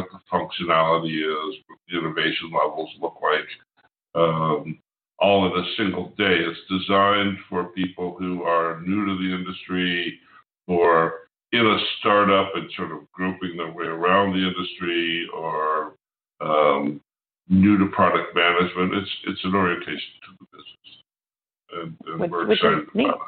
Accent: East Coast, United States; now in West Coast, United States; I'm an East Coast guy by history

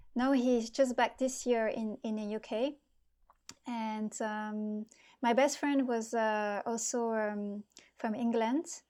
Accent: near Bordeaux, Nouvelle-Aquitaine, France; moved away; I'm from southwest of France. It's near Bordeaux.

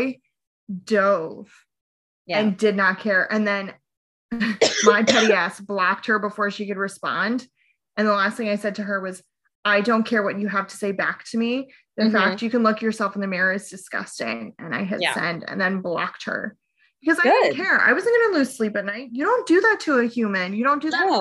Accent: just north of Baltimore, Maryland, United States; we grew up on the East Coast in Baltimore, just north of Baltimore

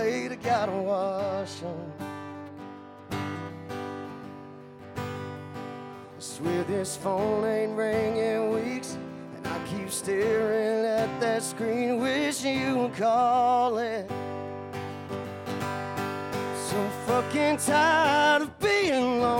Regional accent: South Georgia, United States; I'm from South Georgia

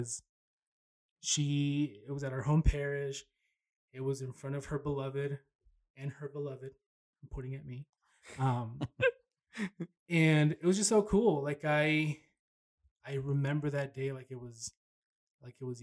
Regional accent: Paramount, California, United States; moved away; also born or lived in Long Beach, California; I was born in Long Beach. I grew up in Paramount.

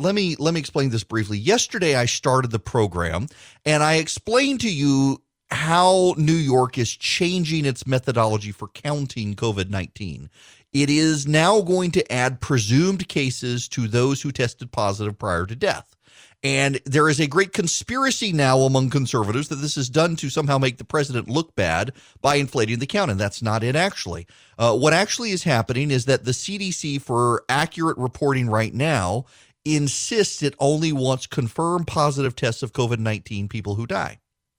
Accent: Dubai, United Arab Emirates; Yes, we grew up in Dubai. My parents were in Abu Dhabi.

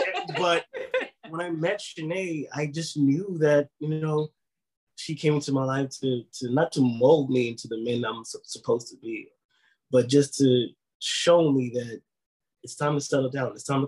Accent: Bronx, New York, United States; I was in the streets wilding, you know, being in the Bronx, growing up in the Bronx at that time. And I'm also a twin

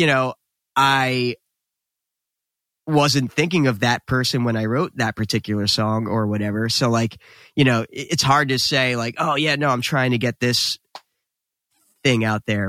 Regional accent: New Jersey, United States; we were instantly proud to be from New Jersey

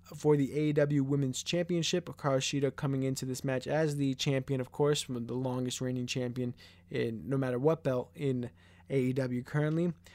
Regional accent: New York, United States; I'm from New York and I'm currently in New York.

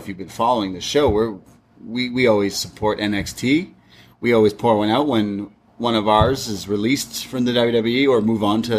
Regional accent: Canada; that's true. We're Canadian.

